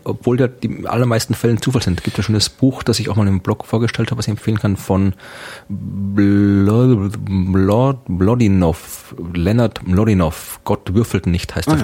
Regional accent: Austria; als Österreicher

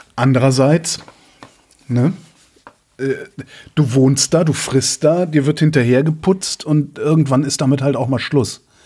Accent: Rhineland, Germany; moved away; wir sind ja beide im Rheinland aufgewachsen

